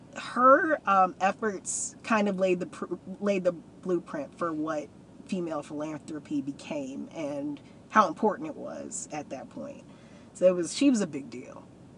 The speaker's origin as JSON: {"language": "English", "town": "Kalamazoo", "region": "Michigan", "country": "United States", "tie": "born or raised there", "said": "Growing up in Kalamazoo"}